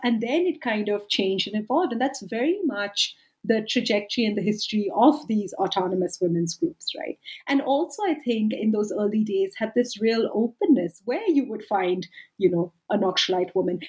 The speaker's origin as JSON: {"language": "English", "country": "India", "also_born_or_lived": "United Kingdom", "moved": "as an adult", "lives_now": "South Africa", "said": "I'm from India. I lived and worked for a decade in the UK, and now I've lived and worked for a decade in South Africa"}